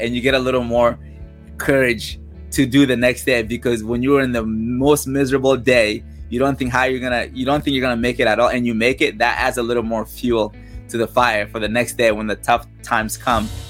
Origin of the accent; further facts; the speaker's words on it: Mali; now in United States; Born and raised in West Africa, Mali